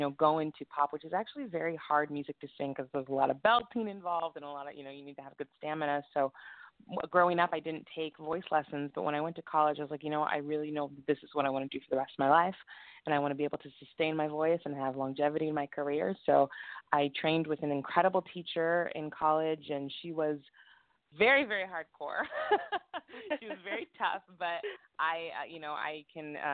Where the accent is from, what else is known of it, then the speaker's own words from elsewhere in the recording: Santa Barbara, California, United States; now in Los Angeles, United States; I'm originally from Santa Barbara, which is like an hour and a half north of Los Angeles